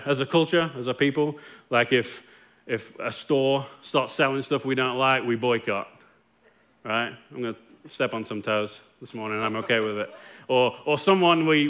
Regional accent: Nottingham, East Midlands, United Kingdom; moved away as an adult; now in Longview, United States; me growing up in Nottingham, England

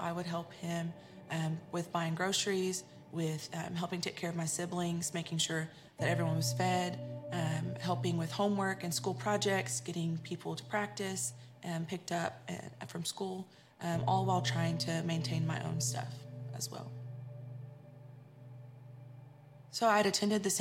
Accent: Central Texas, United States; I was born in Central Texas to a single mom who was working graveyard at the time.

